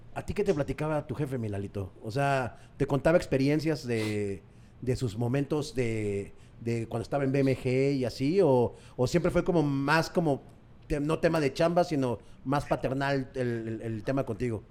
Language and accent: Spanish; Mexico; nosotros como mexicanos tenemos como un inglés muy básico